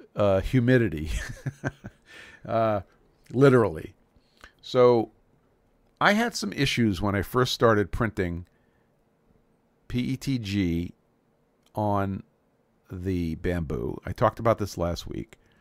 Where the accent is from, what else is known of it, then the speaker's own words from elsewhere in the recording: New York City, New York, United States; I grew up in Brooklyn, New York, so we called that the country